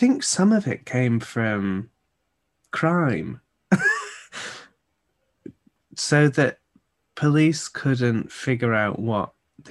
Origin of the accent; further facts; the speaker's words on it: Greater Manchester, North West England, United Kingdom; We are from Greater Manchester, which is at the other end of the country.